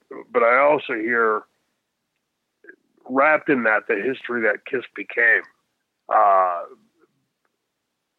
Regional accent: Pittsburgh, Pennsylvania, United States; growing up in Pittsburgh and in Pennsylvania, Sheetz

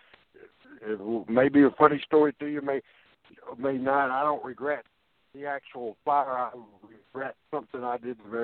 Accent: Jonesboro, Arkansas, United States; I was living still in Jonesboro, Arkansas, my hometown

